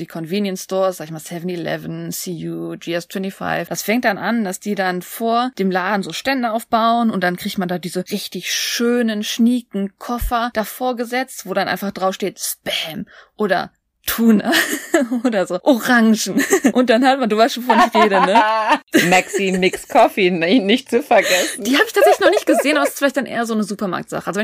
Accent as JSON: {"language": "German", "region": "Seoul", "country": "South Korea", "tie": "born or raised there", "second_language": "German", "said": "Nee, ich bin in Seoul aufgewachsen, ich muss nicht reisen."}